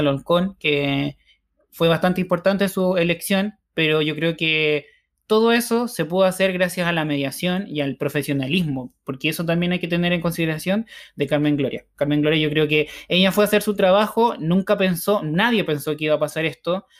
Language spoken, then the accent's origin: Spanish; Chile; muchos chilenos somos mitad español y mitad mapuche